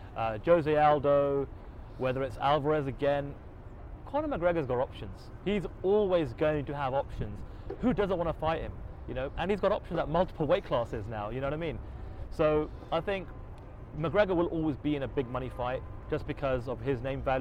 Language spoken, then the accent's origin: English; United Kingdom; We are two British journalists